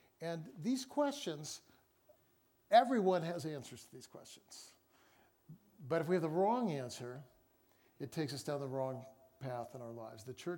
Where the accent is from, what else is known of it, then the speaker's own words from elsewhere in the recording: Seattle, Washington, United States; I'm from Seattle.